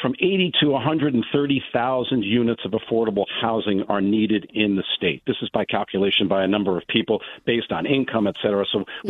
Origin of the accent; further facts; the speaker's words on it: Westport, Connecticut, United States; So I'm from Westport. Let's talk about Westport specifically.